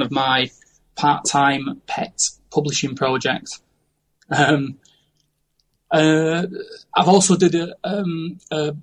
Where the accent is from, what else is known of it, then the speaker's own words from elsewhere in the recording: Manchester, North West England, United Kingdom; now in Lincoln, United Kingdom; I come originally from North Manchester in the UK, and I currently live in Lincoln.